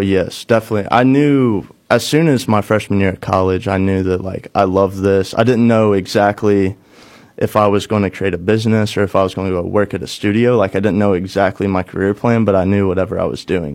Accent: Cape Girardeau, Missouri, United States; moved away as an adult; also born or lived in Nashville; bring something back to my hometown

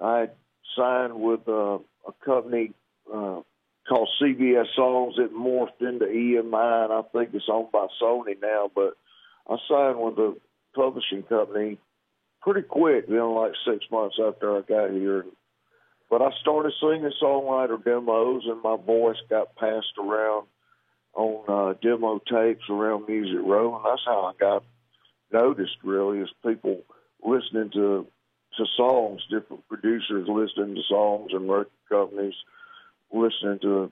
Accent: Athens, Georgia, United States; moved away as an adult; now in Nashville, United States; I'm from Athens, Georgia. We moved to Nashville in 1982, so we've been here a long time.

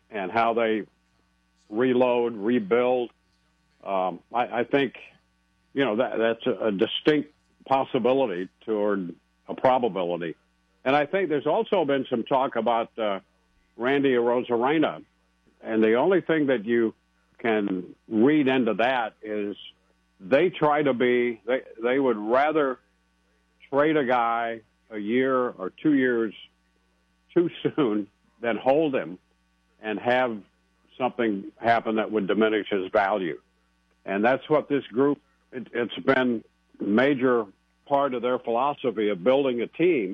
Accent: Advance, Missouri, United States; moved away; I was born in Advance

